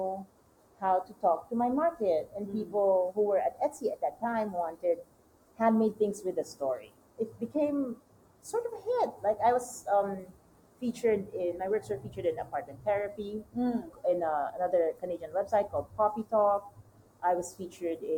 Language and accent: English; Manila, Metro Manila, Philippines; English is a second language; moved away as an adult; also born or lived in France; I'm from Manila, I'm from the city